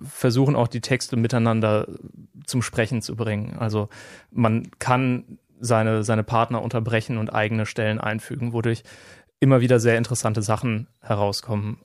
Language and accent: German; Nienburg, Lower Saxony, Germany; now in Greifswald, Germany; ich bin in Nienburg an der Weser aufgewachsen, äh, eine Stadt in ja, Niedersachsen